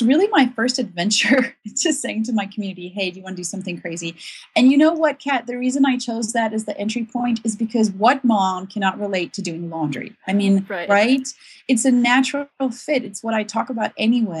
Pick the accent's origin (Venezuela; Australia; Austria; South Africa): South Africa; moved away; I'm from South Africa originally, and my whole family live there still